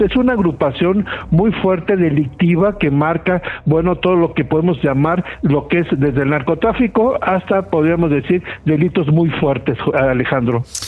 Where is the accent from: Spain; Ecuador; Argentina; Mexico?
Mexico; nosotros como mexicanos